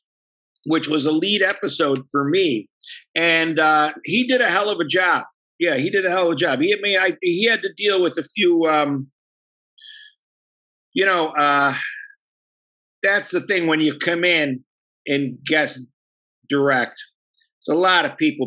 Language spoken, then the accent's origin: English; Buffalo, New York, United States; But if you really want to know my all-time favorite, I'm from the South Side, and there's chicken wings from a joint called Smitty's. That's what I was raised